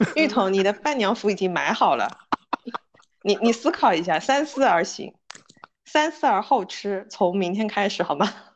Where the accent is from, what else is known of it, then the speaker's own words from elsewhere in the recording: Suzhou, Jiangsu, China; 我们本地